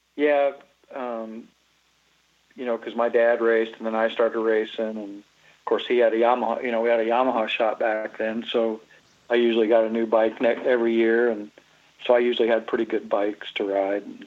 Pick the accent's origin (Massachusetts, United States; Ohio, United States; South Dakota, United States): South Dakota, United States; Huron; also born or lived in Dallas, Texas; now in Iowa, United States; I was actually born in Dallas, Texas. Really born there, but really probably conceived even in South Dakota and lived my life in South Dakota. Grew up there. Come down to Iowa in, in uh, about 77.